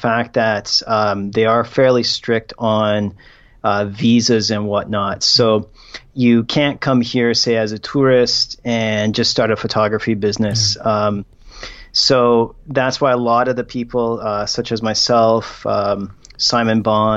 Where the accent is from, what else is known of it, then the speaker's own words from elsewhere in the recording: Canada; moved away as an adult; now in South Korea; I am formerly Canadian